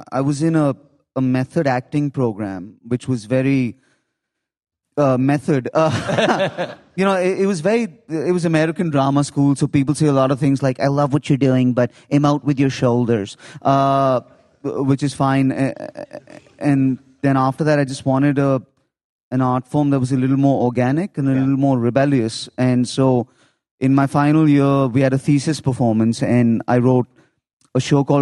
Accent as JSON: {"language": "English", "region": "Lagos", "country": "Nigeria", "tie": "born or raised there", "also_born_or_lived": "India", "said": "I was born in India, but I was raised in Africa. I was raised in Lagos, Nigeria."}